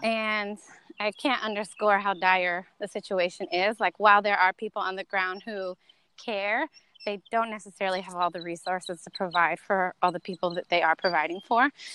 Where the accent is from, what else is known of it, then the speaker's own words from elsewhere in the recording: North Carolina, United States; moved away as an adult; also born or lived in Miami / Santo Domingo, Dominican Republic; i grew up in north carolina